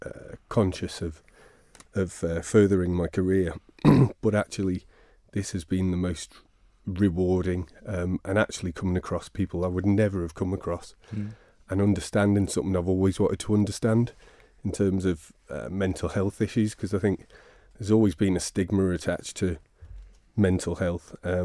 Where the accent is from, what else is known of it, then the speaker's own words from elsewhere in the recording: Ramsey, Isle of Man; also born or lived in Laxey; But I grew up in Ramsey from seven, before that in Laxey.